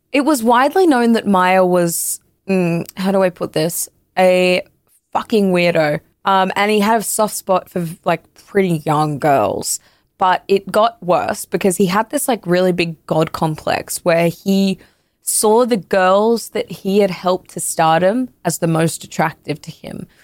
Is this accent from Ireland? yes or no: no; Canada; I'm Canadian